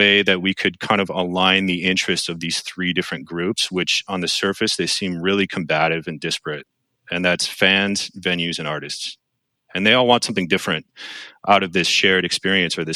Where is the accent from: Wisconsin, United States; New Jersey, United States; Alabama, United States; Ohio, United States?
Wisconsin, United States; Milwaukee; I'm from Milwaukee.